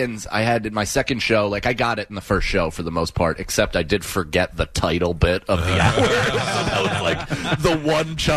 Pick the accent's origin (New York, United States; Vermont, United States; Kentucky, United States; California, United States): New York, United States; As a New Yorker